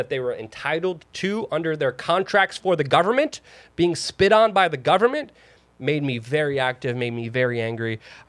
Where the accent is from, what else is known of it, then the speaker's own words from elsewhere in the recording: New York City, New York, United States; growing up in New York City